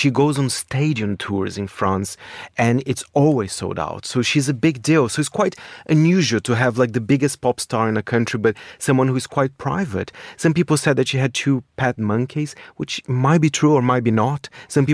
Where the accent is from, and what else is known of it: Brazil; born or raised there; moved away